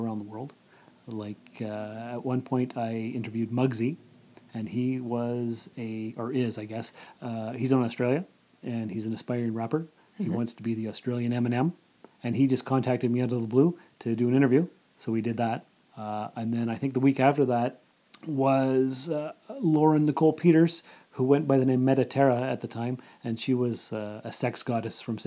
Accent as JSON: {"language": "English", "town": "Sault Ste. Marie", "region": "Ontario", "country": "Canada", "tie": "born or raised there", "also_born_or_lived": "North Bay", "moved": "as an adult", "lives_now": "Timmins, Canada", "said": "I was born and raised in Sault Ste. Marie"}